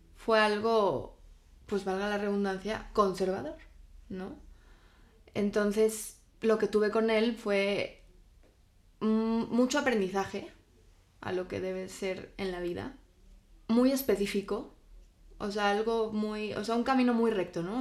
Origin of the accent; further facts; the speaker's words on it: Spain; mi infancia la viví en España